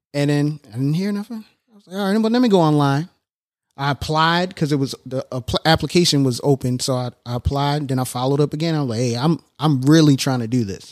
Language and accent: English; Annapolis, Maryland, United States; Annapolis, I was born and raised in Annapolis